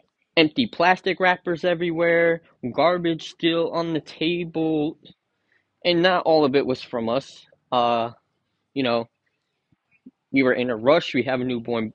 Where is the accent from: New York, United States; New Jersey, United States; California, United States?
New Jersey, United States; I'm from New Jersey